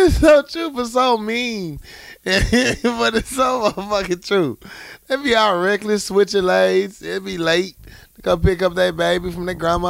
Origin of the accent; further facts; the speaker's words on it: the South, United States; I'm an African-American male. I was born and raised in the South, so I'm very aware of racial tension in our country.